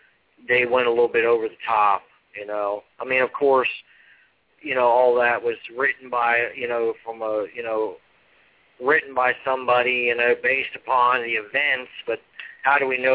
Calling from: Virginia, United States; I'm calling from Virginia.

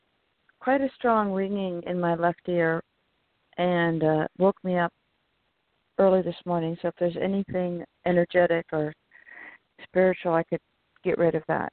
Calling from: California, United States; from California.

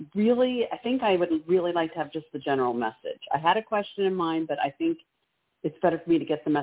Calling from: Maryland, United States

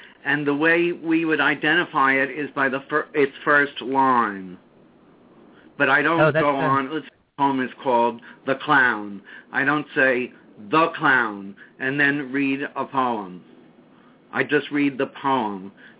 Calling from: New York City, New York, United States; From New York City.

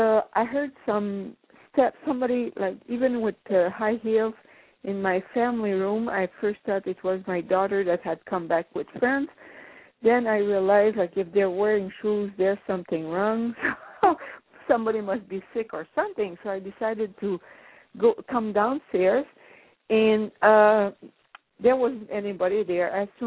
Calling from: Ontario, Canada; I'm calling from Ontario.

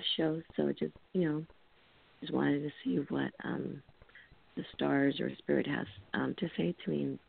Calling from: California, United States; I'm calling from California.

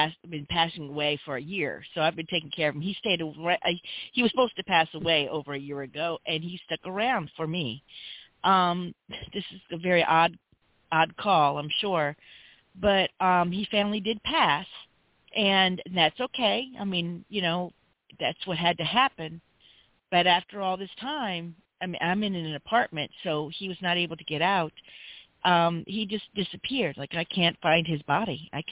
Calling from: Louisiana, United States; Hi, I'm calling from Louisiana

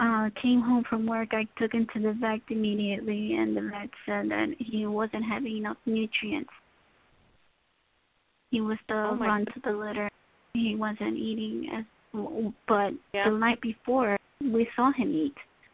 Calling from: Tennessee, United States

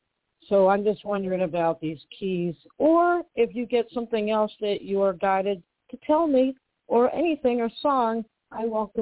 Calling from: Western Massachusetts, United States; I'm calling right now from Western Massachusetts.

